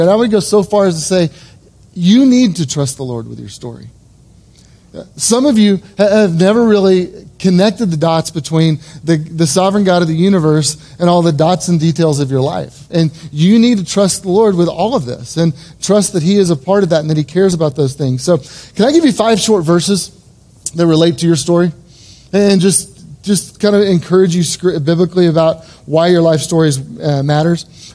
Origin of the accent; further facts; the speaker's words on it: Edmond, Oklahoma, United States; I was born and raised in Edmond, Oklahoma